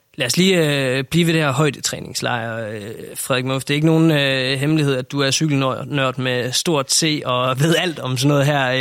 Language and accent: Danish; Denmark